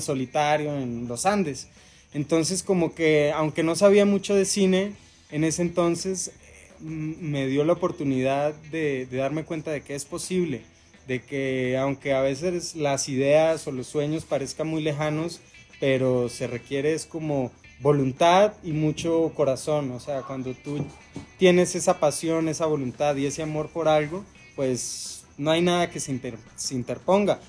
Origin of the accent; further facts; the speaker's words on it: Mexico; que nos arraiga a nuestro país, a nuestro territorio, a, a nuestra cultura